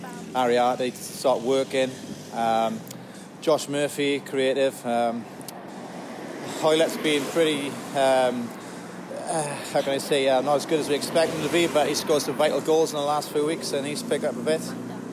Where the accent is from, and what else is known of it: Newbridge, Wales, United Kingdom